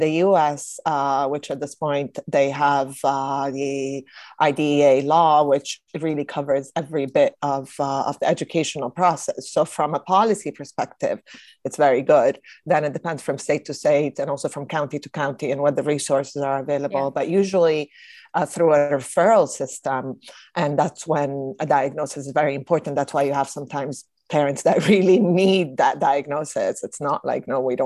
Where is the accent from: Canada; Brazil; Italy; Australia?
Italy; moved away; I know growing up in Italy